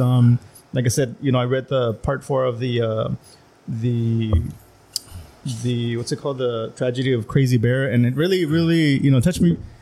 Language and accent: English; Calexico, California, United States; I grew up in in Las Pichoneras, you know, low income